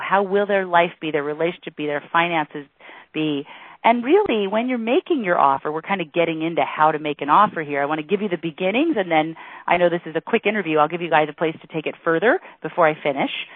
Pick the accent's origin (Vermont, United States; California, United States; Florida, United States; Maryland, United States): Florida, United States; Miami Beach; I was born in Miami Beach